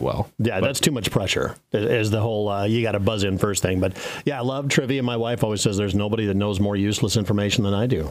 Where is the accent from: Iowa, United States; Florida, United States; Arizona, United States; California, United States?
Iowa, United States; Carroll; when I was growing up in Carroll